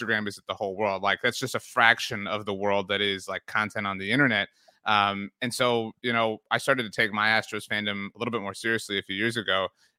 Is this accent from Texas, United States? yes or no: yes; Texas, United States; I'm from South Texas. I'm from the Rio Grande Valley.